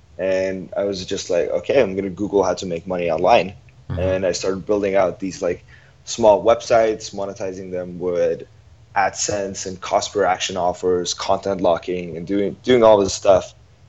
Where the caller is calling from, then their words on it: Ho Chi Minh City, Vietnam; I'm calling from Saigon, Vietnam, Ho Chi Minh City.